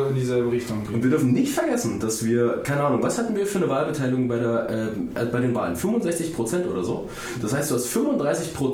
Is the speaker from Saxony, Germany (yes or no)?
yes; Saxony, Germany; moved away; quasi zu Hause, da wo ich herkomme, in Sachsen.